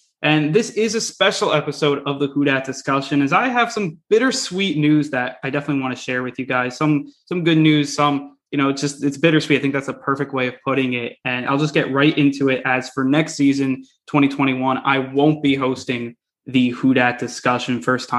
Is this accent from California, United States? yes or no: no; New York, United States; I'm from New York